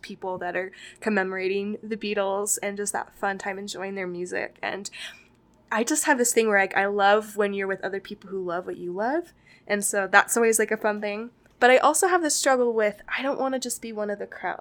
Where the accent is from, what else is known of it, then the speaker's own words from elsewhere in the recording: Las Vegas, Nevada, United States; moved away as an adult; now in Utah, United States; I am was born and raised in Las Vegas